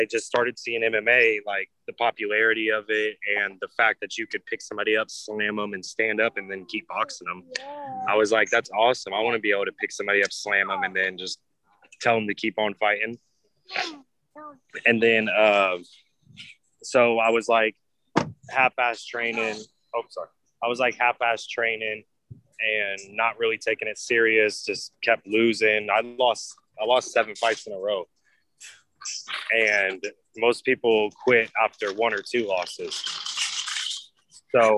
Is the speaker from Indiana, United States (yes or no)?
no; Danville, Illinois, United States; moved away as an adult; also born or lived in St. Petersburg, Florida; now in Tampa, United States; I'm originally from Danville, Illinois.